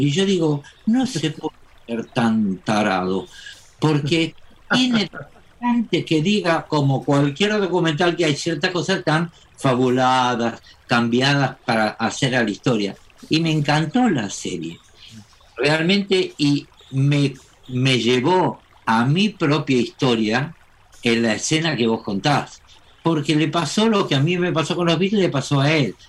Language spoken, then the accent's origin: Spanish; Argentina; yo soy argentino